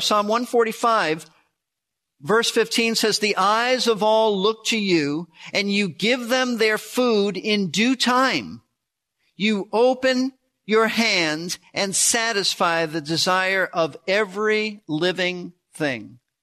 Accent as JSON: {"language": "English", "country": "United States", "said": "most of us, as prosperous Americans"}